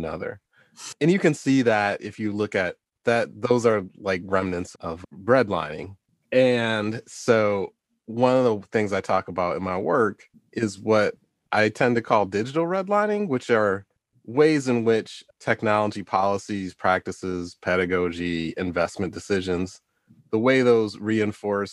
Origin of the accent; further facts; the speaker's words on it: Detroit, Michigan, United States; I live in Detroit. I grew up in Detroit.